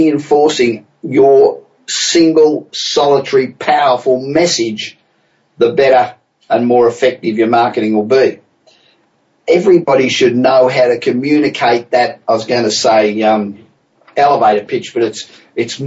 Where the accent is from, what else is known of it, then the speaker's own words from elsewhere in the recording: Los Angeles, California, United States; Coming from you this week from my hometown of Los Angeles